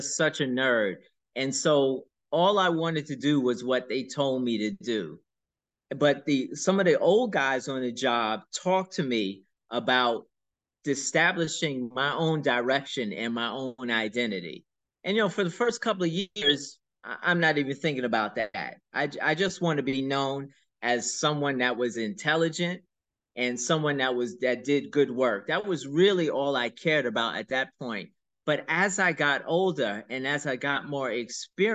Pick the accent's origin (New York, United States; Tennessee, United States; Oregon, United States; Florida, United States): New York, United States; New York City; I grew up in Brooklyn, in a neighborhood called the Do or Die Bed-Stuy